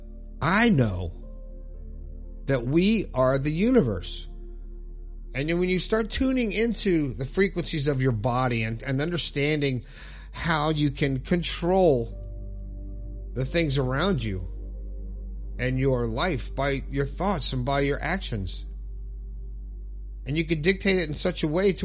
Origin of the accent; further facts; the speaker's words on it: Florida, United States; living in Florida, my home state